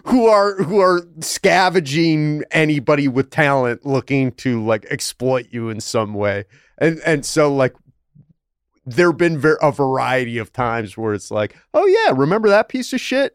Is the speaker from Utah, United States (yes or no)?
no; Buffalo, New York, United States; I'm from Buffalo